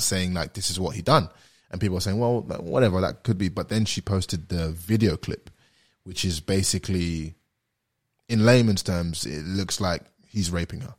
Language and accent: English; London, United Kingdom; moved away as an adult; also born or lived in Kentucky / Atlanta; now in Australia; I'm black and British and I'm from London